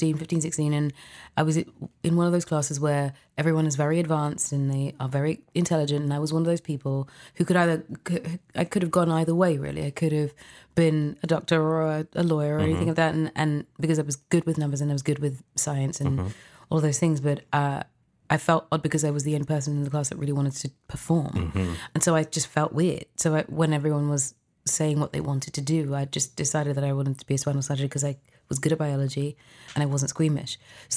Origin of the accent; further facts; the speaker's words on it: London, United Kingdom; I was born in London, UK.